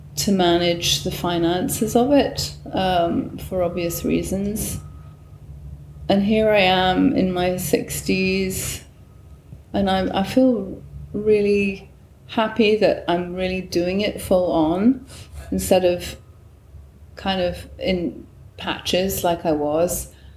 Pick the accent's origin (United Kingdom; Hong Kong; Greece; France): United Kingdom; Newcastle upon Tyne, North East England; moved away as an adult; also born or lived in Bristol; now in United States; I was born on June the 6th, 1958, in northern England, in a little, what's the word, uh, part of Newcastle on Tyne, uh, uh, an area called Gosforth.